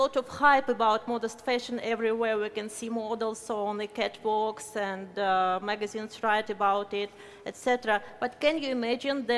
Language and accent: English; Moscow, Russia; I'm from Moscow, Russia